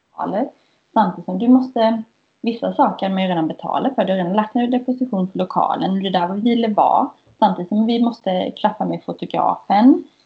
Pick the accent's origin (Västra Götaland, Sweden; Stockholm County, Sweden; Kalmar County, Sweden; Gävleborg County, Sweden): Kalmar County, Sweden; Kalmar; now in Gothenburg, Sweden; Jag är från eh, Kalmar